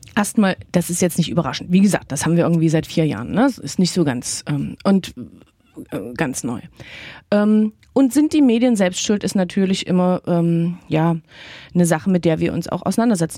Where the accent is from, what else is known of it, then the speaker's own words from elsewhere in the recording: Saxony, Germany; accent: Sächsisch; mir als geborene Sächsin